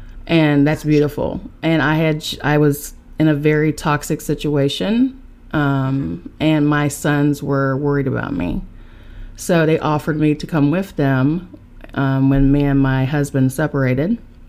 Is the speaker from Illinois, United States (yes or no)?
no; Charleston, West Virginia, United States; now in New York City, United States; I am from Charleston, West Virginia, and I'm now residing in New York City with my boys.